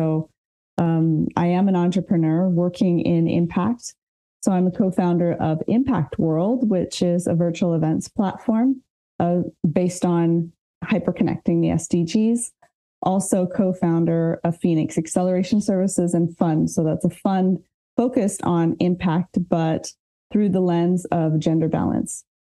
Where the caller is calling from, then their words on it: southwest France, France; So I'm dialing in from Southwest France.